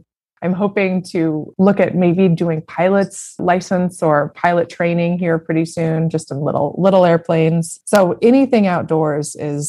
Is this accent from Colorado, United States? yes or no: yes; Colorado, United States; moved away as an adult; also born or lived in Maine; I grew up in Colorado.